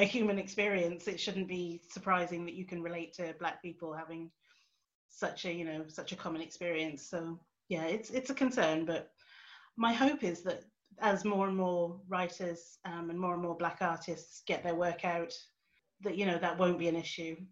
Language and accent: English; Suffolk, East of England, United Kingdom; moved away as an adult; also born or lived in Edinburgh / South Korea; now in Newcastle, United Kingdom; I didn't grow up in the Northeast, I grew up myself in Suffolk.